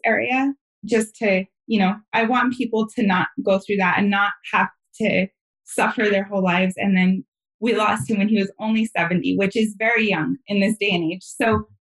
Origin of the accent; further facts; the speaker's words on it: San Luis Valley, Southern Colorado, United States; moved away; a lot of the kids that grew up where I grew up, which is in Southern Colorado in the San Luis Valley